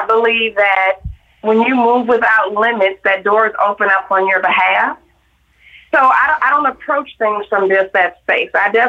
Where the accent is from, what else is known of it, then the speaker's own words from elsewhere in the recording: Detroit, Michigan, United States; I growing up in Detroit, it was over 80% black growing right. up there.